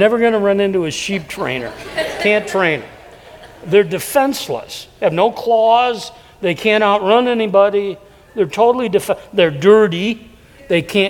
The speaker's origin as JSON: {"language": "English", "town": "Davenport", "region": "Iowa", "country": "United States", "tie": "born or raised there", "moved": "yes", "said": "I was raised in a city, Davenport"}